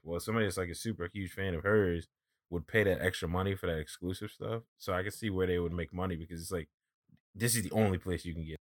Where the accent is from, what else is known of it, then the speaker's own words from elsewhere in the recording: East Coast, United States; I'm from the East Coast